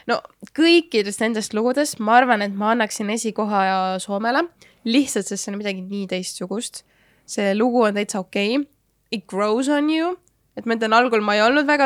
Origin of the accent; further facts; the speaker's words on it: Estonia; ma olen ka eestlane